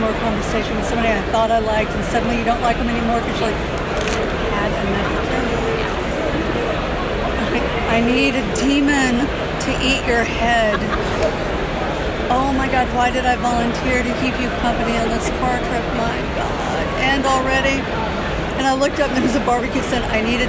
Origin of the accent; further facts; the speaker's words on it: Georgia, United States; and I'm from Georgia, in case you can't tell from that.